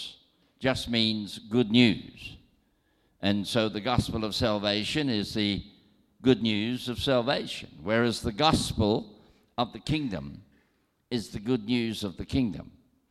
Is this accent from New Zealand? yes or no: yes; New Zealand; I am from New Zealand, and I was born there, and naturally, I have citizenship in New Zealand and travel on a New Zealand passport